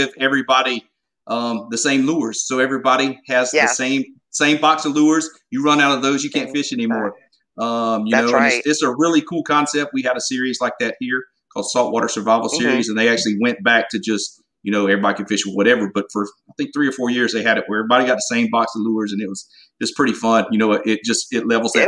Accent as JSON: {"language": "English", "area": "Golden Isles area", "region": "Southeast Georgia", "country": "United States", "tie": "born or raised there", "accent": "Southern", "said": "I grew up in the Golden Isles area in Southeast Georgia"}